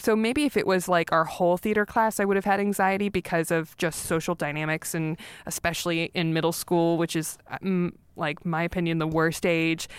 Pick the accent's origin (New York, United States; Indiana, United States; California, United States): California, United States; Los Angeles; I grew up in North Hollywood